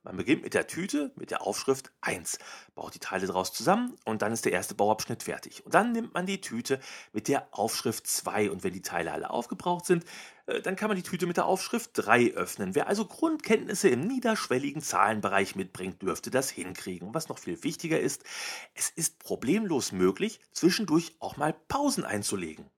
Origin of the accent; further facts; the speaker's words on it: North Rhine-Westphalia, Germany; Ich komme aus Nordrhein-Westfalen. Hier ist der Pott.